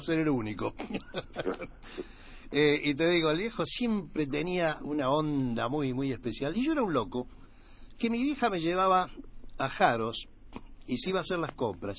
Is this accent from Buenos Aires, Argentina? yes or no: yes; Buenos Aires, Argentina; Nací acá en Capital Federal